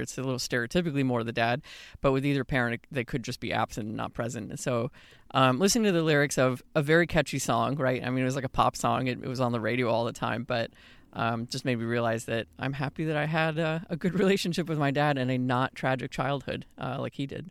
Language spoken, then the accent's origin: English; Houston, Texas, United States; moved away as an adult; I also actually was born Houston, so, uh, and lived in Texas most of my life